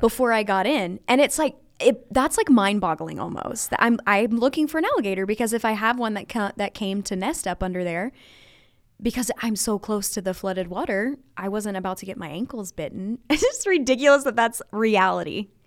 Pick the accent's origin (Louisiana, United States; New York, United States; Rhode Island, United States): Louisiana, United States; I was raised in Louisiana, very rural. Um, I live, like, five miles away from where I grew up